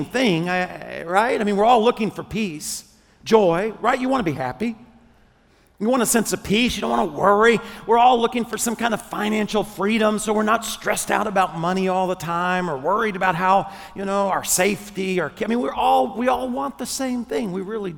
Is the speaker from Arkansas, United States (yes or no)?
yes; Arkansas, United States; I'm from Arkansas